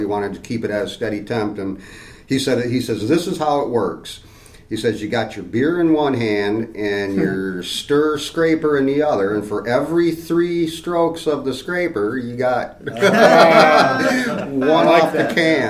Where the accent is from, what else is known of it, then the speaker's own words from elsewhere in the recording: Grand Rapids, Michigan, United States; moved away as an adult; now in Traverse City, United States; I grew up in Grand Rapids.